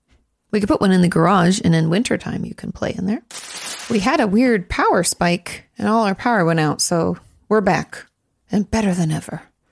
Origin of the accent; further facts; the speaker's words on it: New York, United States; I'm from New York. I'm 23. I come from an Orthodox Jewish family